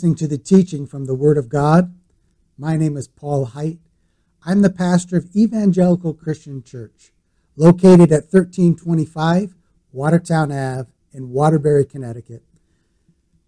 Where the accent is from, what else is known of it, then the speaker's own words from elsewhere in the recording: Sarnia, Ontario, Canada; moved away; also born or lived in East Providence, Rhode Island; I was from Sarnia, Ontario, Canada